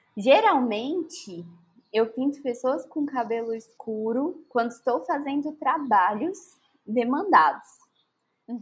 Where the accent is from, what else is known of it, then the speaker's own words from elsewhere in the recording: Brasília, Federal District, Brazil; now in Salvador, Brazil; Eu venho do Distrito Federal